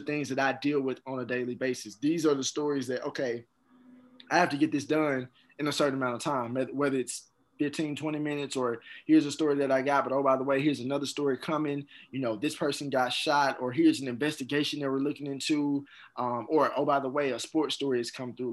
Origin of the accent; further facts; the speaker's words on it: Jackson, Mississippi, United States; also born or lived in Atlanta; I went to Jim Hill High School. That's in Jackson